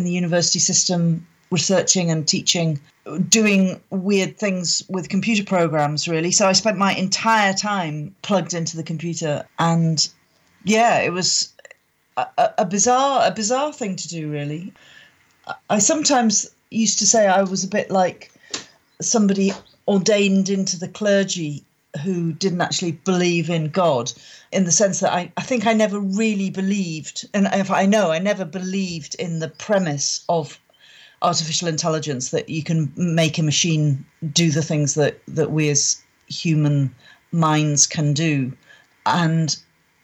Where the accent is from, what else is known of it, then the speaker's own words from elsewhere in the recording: Northumberland, North East England, United Kingdom; moved away as an adult; now in Scotland; I was brought up in Northumberland